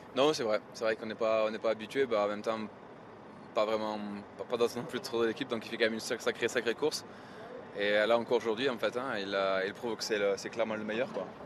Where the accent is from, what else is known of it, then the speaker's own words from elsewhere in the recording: France; je suis français